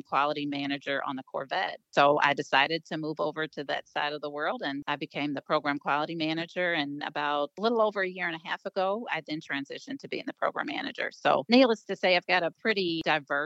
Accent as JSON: {"language": "English", "town": "Cincinnati", "region": "Ohio", "country": "United States", "tie": "born or raised there", "moved": "yes", "said": "I grew up in Cincinnati."}